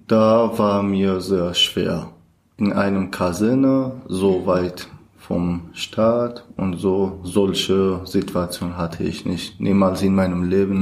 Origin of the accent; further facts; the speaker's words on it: Kurdistan, Iran; German is a second language; moved away as an adult; now in Germany; Ich komme aus dem Iran. Ich bin eigentlich Kurder und seit 2016 bin ich nach Deutschland angekommen.